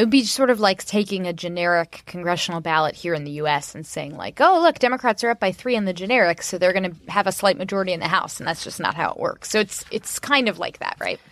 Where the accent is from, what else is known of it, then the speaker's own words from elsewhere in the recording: Orlando, Florida, United States; moved away; I love my hometown. I didn't like it when I was growing up there